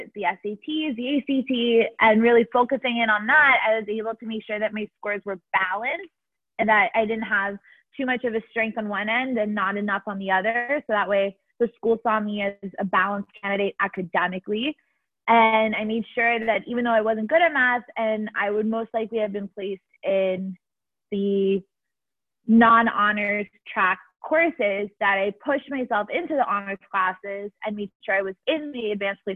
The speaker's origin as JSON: {"language": "English", "town": "Miami", "region": "Florida", "country": "United States", "moved": "as an adult", "said": "I am from Miami originally"}